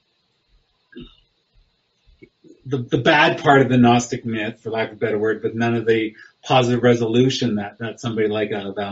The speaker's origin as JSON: {"language": "English", "region": "Alberta", "country": "Canada", "moved": "yes", "lives_now": "Oklahoma, United States", "said": "I'm from Alberta, so I'm like in the middle of Montreal and Victoria"}